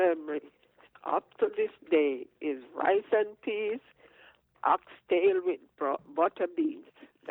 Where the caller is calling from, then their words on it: New York, United States; Paulette, I'm calling from Bronx, New York.